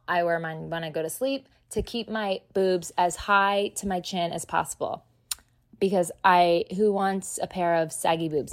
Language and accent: English; New Jersey, United States; now in Texas, United States; I'm from Jersey